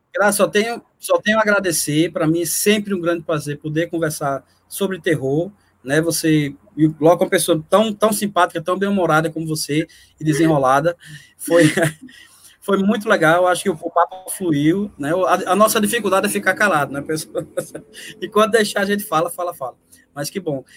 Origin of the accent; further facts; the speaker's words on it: Northeast Brazil, Brazil; Eu, como nordestino